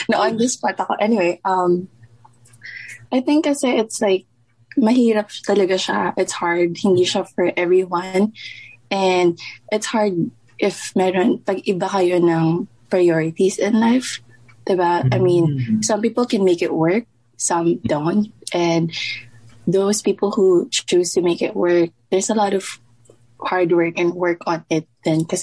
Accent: Philippines; moved away as an adult; now in Las Vegas, United States; nasa Vegas ako, um, but born and raised in Philippines and then nag-move ako here a few years ago.

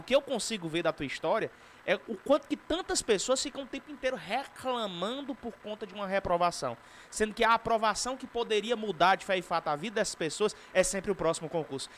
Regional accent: Northeast Region, Brazil; eu sou do Nordeste

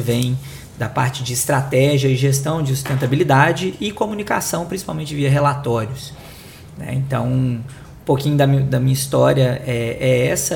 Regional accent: Belo Horizonte, Minas Gerais, Brazil; accent: mineiro; sou de Belo Horizonte, é, atuei né, a minha vida inteira é, em BH

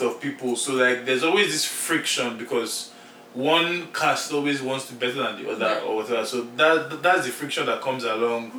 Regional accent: Nigeria; English is the official language of Nigeria. It's not any other language. So we all speak English

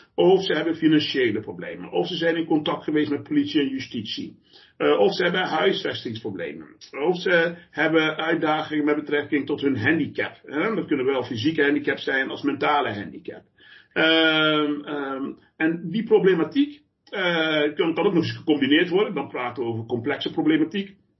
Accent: Eindhoven, North Brabant, Netherlands; moved away as an adult; now in The Hague, Netherlands; ik kom oorspronkelijk ook eh, van buiten de Randstad. Eh, ik kom uit Eindhoven

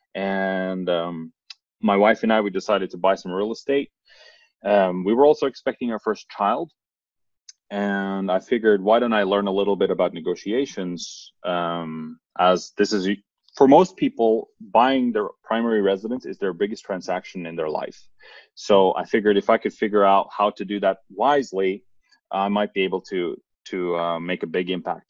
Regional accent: Norway; English is a second language; a city close to my hometown here in Norway

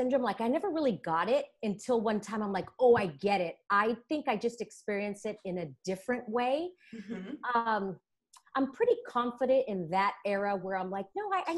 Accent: Los Angeles, California, United States; I am a Gen Xer Latina, born and raised in Los Angeles, California

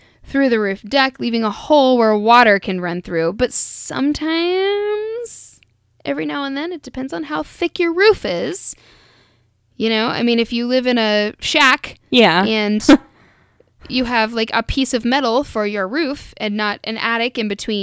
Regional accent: Kentucky, United States; I'm too white and I'm from Kentucky.

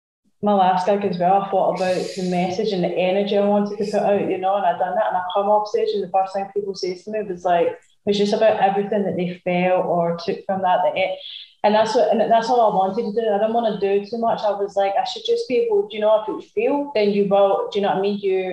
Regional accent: Glasgow, Scotland, United Kingdom; also born or lived in London; Yeah, I was born in London, so I was always like, I was raised between like Glasgow and London, mainly Glasgow

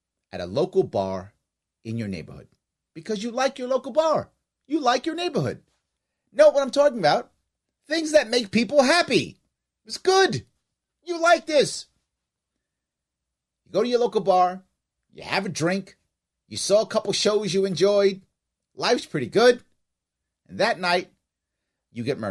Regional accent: New York City, New York, United States; also born or lived in Manhattan / Bronx / Long Island / Queens; I was born in Manhattan, raised as a little kid in the Bronx, as a teenager on Long Island, and as an adult here in Queens

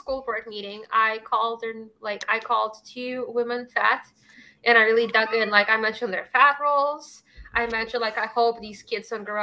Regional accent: Russia; moved away; I am from Russia

